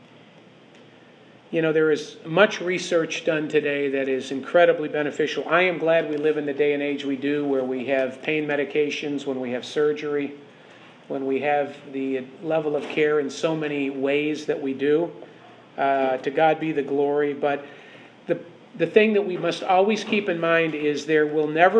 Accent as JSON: {"language": "English", "town": "Chicago", "region": "Illinois", "country": "United States", "said": "I'm from Chicago"}